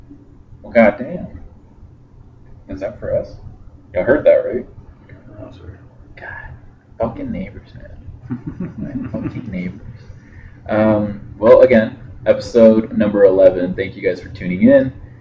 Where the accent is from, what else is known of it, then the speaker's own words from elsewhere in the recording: Utah, United States; Wow, symbolic. Oh, we're from Utah.